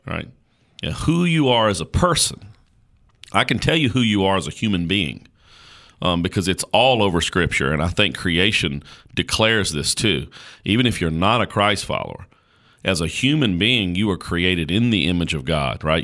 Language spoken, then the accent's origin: English; Caswell County, North Carolina, United States; I was born in Caswell County, North Carolina